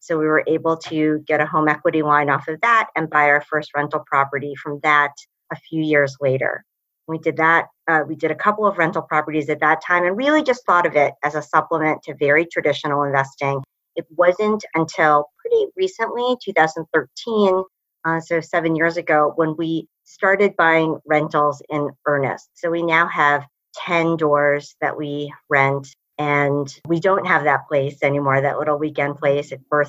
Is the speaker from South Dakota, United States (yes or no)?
no; New York City, New York, United States; moved away as an adult; now in Northeast Florida, United States; we were born and raised in New York City